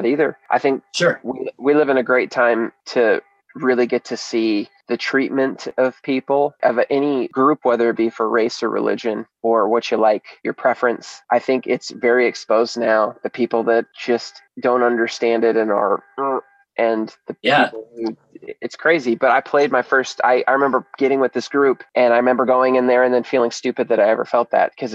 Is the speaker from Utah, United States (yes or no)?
no; Hutchinson, Kansas, United States; I was from Hutchinson, Kansas